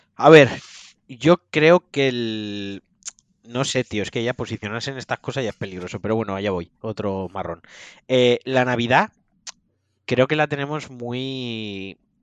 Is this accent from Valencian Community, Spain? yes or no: yes; Valencian Community, Spain; como valenciano